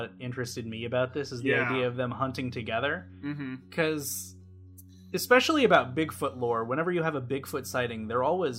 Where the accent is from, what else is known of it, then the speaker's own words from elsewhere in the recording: Ohio, United States; now in Columbus, United States; my hometown of Galleon.